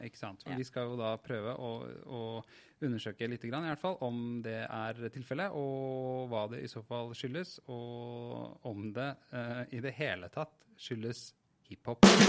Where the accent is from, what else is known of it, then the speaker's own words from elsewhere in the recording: Oslo, Norway; jeg er jo fra Furuset i Groruddalen